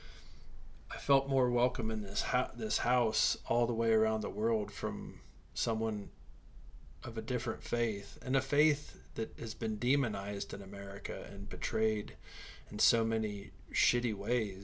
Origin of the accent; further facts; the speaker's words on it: Midwest, United States; I grew up in the Midwest